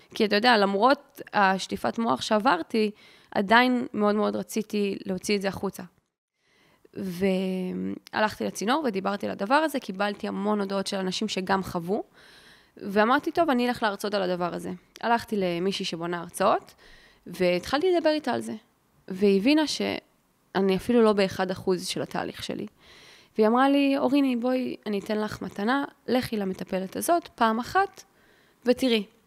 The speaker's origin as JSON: {"language": "Hebrew", "town": "Ramat Gan", "region": "Tel Aviv District", "country": "Israel", "tie": "born or raised there", "said": "אני גדלתי ברמת גן, ברמת חן"}